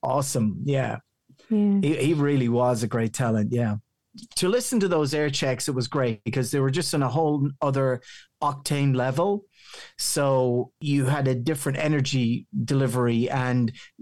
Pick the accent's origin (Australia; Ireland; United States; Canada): Ireland; County Meath, Leinster; accent: local County Meath Irish; My accent still sounds very local County Meath Irish.